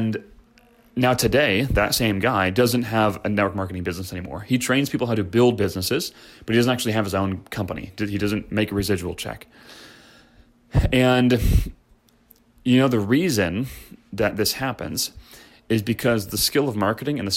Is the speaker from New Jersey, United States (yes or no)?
no; Chicago, Illinois, United States; I grew up in Chicago